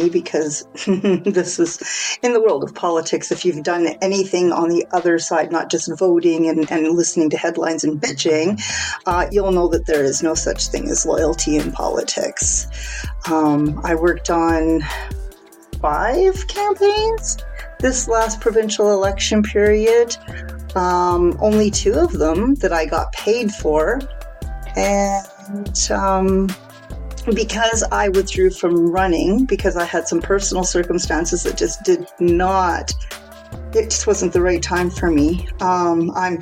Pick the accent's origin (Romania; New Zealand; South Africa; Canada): Canada; also born or lived in Alberta; I live in Alberta in Canada. So yes, I am Canadian.